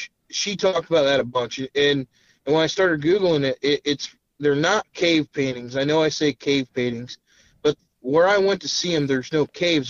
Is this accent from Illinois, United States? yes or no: yes; Illinois, United States; also born or lived in Winston-Salem, North Carolina; So I come from Illinois. When I first went down there, when I say down there, Winston-Salem, North Carolina, and lived there